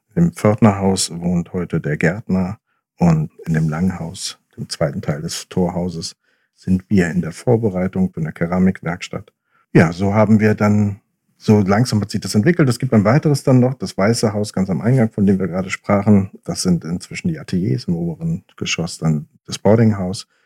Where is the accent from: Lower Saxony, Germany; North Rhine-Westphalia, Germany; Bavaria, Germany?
Lower Saxony, Germany; Oldenburg; moved away; also born or lived in Hamburg; Ich bin in Hamburg geboren, ich bin in Oldenburg aufgewachsen und dann später wieder zurück nach Hamburg